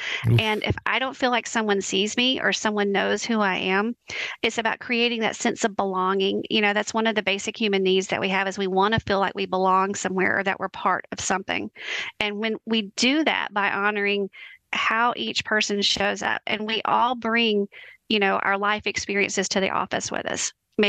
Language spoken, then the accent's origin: English; the South, United States; I'm from the South and we do a lot of bless our hearts and huggins around here.